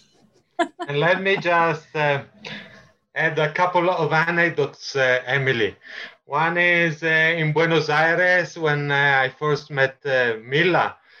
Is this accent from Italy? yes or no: yes; Italy; now in Bogota, Colombia; I'm Italian